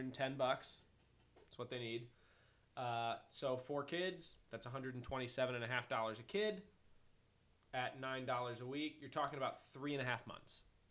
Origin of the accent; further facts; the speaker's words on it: Chicago, Illinois, United States; We're from Chicago. We know 5 degrees.